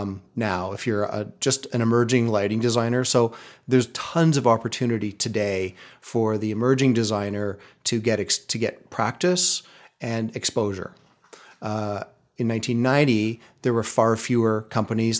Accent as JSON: {"language": "English", "town": "Terrace", "region": "British Columbia", "country": "Canada", "tie": "born or raised there", "also_born_or_lived": "Vancouver", "moved": "as an adult", "said": "I grew up in Terrace, B C, a small logging town up in the northern half of the province"}